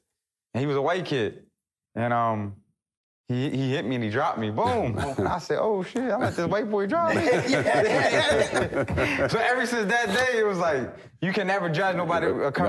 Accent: Philadelphia, Pennsylvania, United States; I'm born and raised in Philly, born and raised in North Philadelphia.

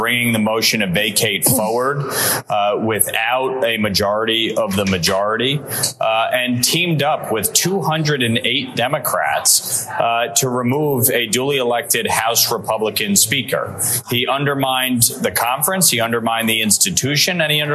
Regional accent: New York, United States; my home state of New York

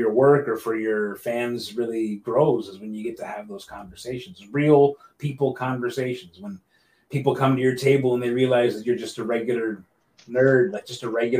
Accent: St. Catharines, Ontario, Canada; my hometown of St. Catharines

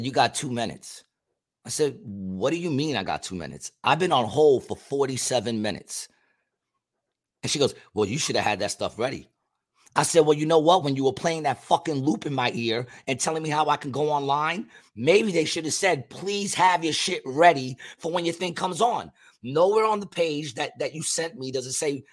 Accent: New York, United States; being from New York because I came from New York in the 70s

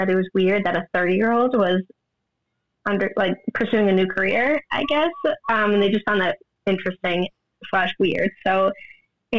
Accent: New York, United States; moved away as an adult; now in New Jersey, United States; I was born and raised in New York, but I just moved to New Jersey about 2.5 years ago.

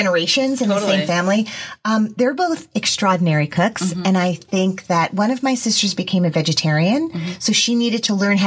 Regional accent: Teaneck, New Jersey, United States; I grew up in Teaneck, New Jersey

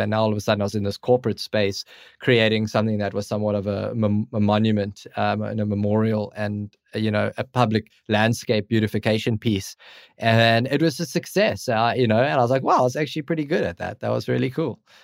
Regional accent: Cape Town, Western Cape, South Africa; I'm from Cape Town, South Africa

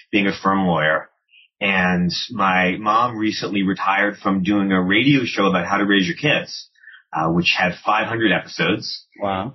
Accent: Washington, District of Columbia, United States; also born or lived in Baltimore, Maryland / Montgomery County, Maryland; I was born in Baltimore. I grew up in and around Washington D.C. in Montgomery County, Maryland, and then in D.C. itself.

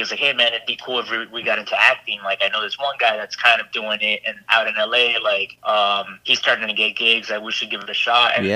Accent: Miami, Florida, United States; I'm from Miami, Florida, originally

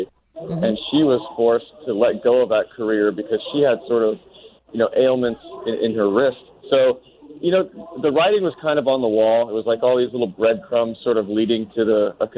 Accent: Bay Area, California, United States; moved away; I was born and raised in the Bay Area, and this was in the late 80s.

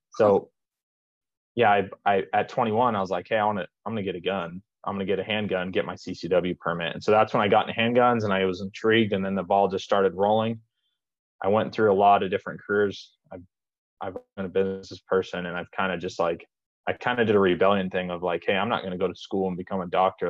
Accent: Las Vegas, Nevada, United States; i'm from vegas

